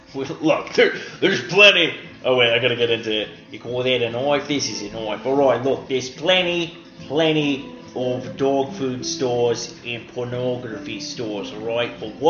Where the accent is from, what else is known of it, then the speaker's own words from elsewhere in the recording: Australia; Just because I'm from Australia, then they think I'm slow, eh?